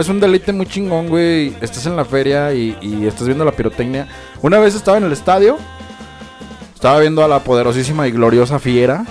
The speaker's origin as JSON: {"language": "Spanish", "country": "Mexico", "said": "nos identifica como mejinacos, mexicanos"}